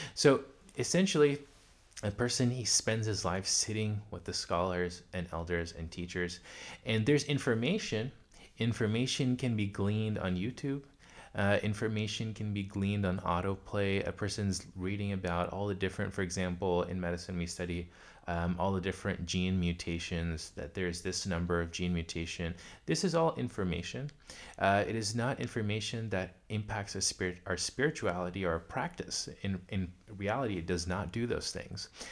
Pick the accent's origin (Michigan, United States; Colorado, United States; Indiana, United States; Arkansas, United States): Arkansas, United States; Pine Bluff; moved away; also born or lived in New York / Phoenix, Arizona; I was born in New York, but we moved to Pine Bluff, Arkansas.